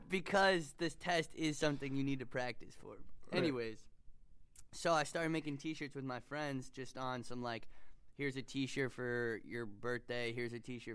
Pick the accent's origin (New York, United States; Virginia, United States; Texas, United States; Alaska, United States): New York, United States; New York City; I'm from New York City.